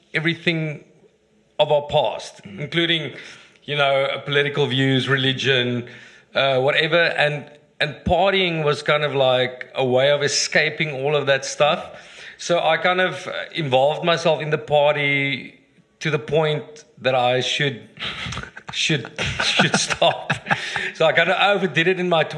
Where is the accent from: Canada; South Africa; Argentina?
South Africa; my dad's a Dutch Reformed minister. I grew up in Ingekerk.